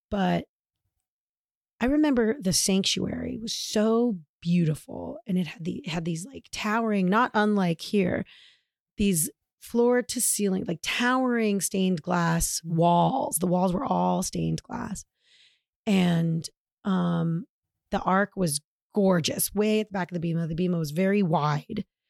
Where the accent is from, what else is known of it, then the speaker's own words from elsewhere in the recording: Tucson, Arizona, United States; moved away; also born or lived in Georgia; I grew up in Tucson